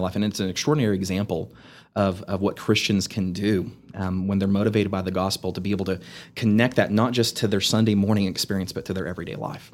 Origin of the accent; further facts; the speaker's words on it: Amarillo, Texas, United States; I grew up in Amarillo. I grew up in Southwest Amarillo.